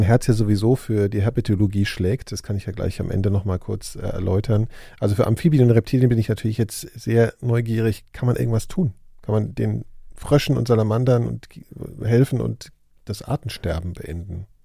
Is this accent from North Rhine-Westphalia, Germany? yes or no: no; Hesse, Germany; meiner Heimatstadt in Hessen